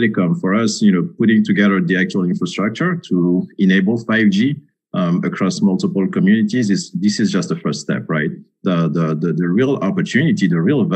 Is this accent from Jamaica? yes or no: no; Senegal; now in Washington, D.C., United States; I'm actually originally from Senegal, so I know, you know, Francophone Africa very well